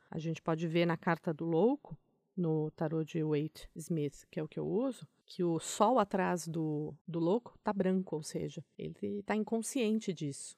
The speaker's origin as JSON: {"language": "Portuguese", "country": "Brazil", "said": "eu sou do Brasil"}